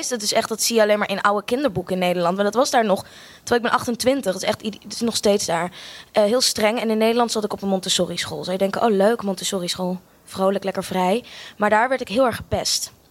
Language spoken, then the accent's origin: Dutch; Australia; also born or lived in Amsterdam, Netherlands; Ik eh, ben eh, geboren in Amsterdam. Sorry, ik ben een heel groot deel van mijn leven opgegroeid ook in Australië.